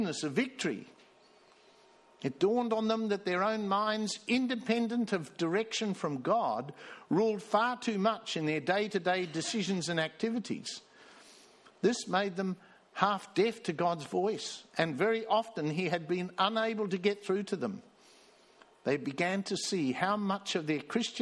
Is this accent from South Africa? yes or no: yes; South Africa; also born or lived in Sydney, Australia; now in Australia; I was born in Sydney. I grew up in South Africa and then I came back here to Australia and got converted